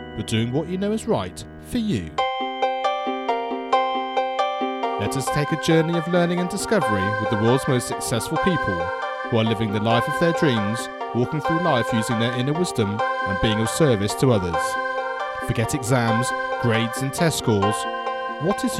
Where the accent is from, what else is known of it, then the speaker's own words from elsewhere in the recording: United Kingdom; for me from the UK